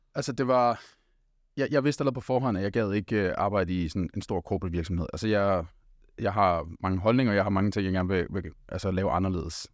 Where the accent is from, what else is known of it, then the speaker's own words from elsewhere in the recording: Denmark; jeg er også øh, født og opvokset her i Danmark